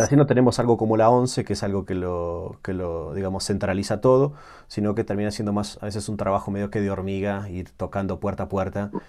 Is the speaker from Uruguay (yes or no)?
yes; Uruguay; moved away; nací en Uruguay